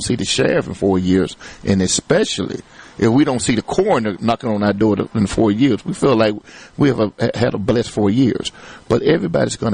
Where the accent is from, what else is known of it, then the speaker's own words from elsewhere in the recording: Cleveland, Mississippi, United States; My hometown. I'm a native here, Delta State graduate